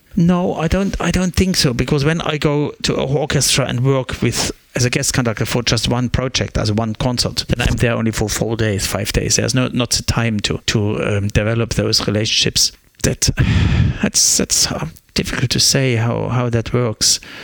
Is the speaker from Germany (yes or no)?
yes; Germany; English is a second language; now in Australia; I grew up in the East German Republic with a clear dictatorship government.